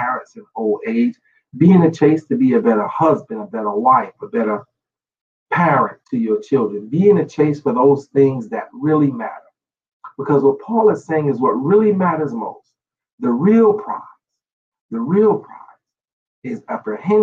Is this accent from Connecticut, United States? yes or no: no; New York City, New York, United States; I grew up in New York City